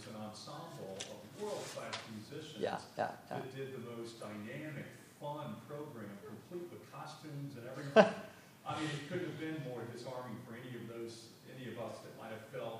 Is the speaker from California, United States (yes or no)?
no; Kentucky, United States; I'm from Kentucky.